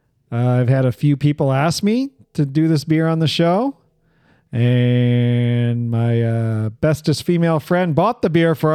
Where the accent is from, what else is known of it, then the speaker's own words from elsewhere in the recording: Cleveland, Ohio, United States; moved away; where I grew up in Cleveland.